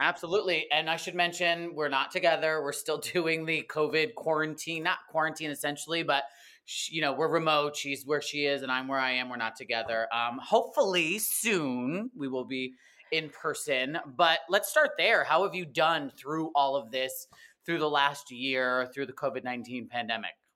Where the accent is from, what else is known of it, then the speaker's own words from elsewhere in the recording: East Coast, United States; now in Los Angeles, United States; I grew up in the East Coast, but not right in Brooklyn or Manhattan or anything